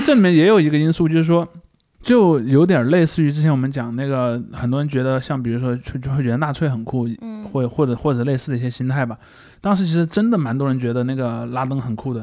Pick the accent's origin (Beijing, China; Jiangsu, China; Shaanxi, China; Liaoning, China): Shaanxi, China; southern; 庞麦朗老家离我家挺近的，他在啊。陕西南部嘛